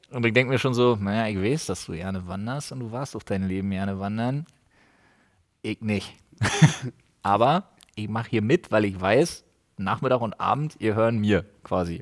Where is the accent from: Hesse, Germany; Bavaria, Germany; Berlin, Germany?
Berlin, Germany; wie ich als Ossi muss Union-Fan sein